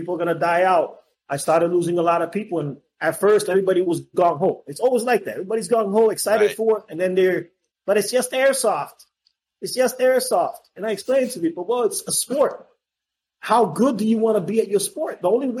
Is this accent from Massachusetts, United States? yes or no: yes; Boston, Massachusetts, United States; now in Florida, United States; listen, I came from Boston.